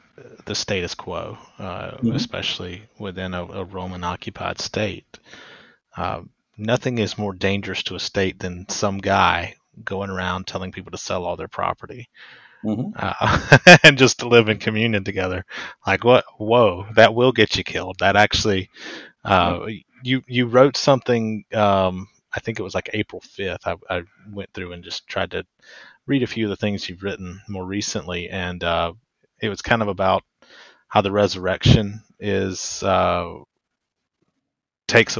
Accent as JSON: {"language": "English", "region": "Deep South", "country": "United States", "accent": "strong Deep South accent", "said": "I'm in the Deep South, if you can't tell from my very strong accent"}